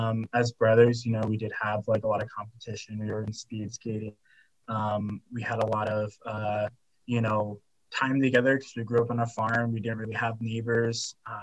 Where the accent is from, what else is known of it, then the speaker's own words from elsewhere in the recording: Ogden, Utah, United States; I was adopted from Ogden here in Utah.